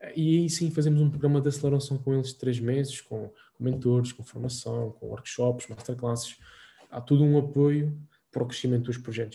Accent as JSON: {"language": "Portuguese", "region": "Azores", "country": "Portugal", "also_born_or_lived": "Lisbon", "moved": "as an adult", "said": "sou açoriano, não sei se, se, se, se perceber ou não pelo meu sotaque"}